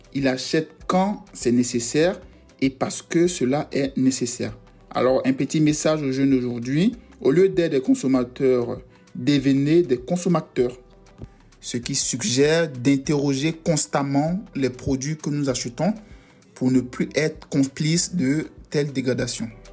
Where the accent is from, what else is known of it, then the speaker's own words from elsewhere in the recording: Yamoussoukro, Côte d’Ivoire; now in France; Je suis né en Côte d'Ivoire, précisément à Yamsoukro, et j'habite actuellement en France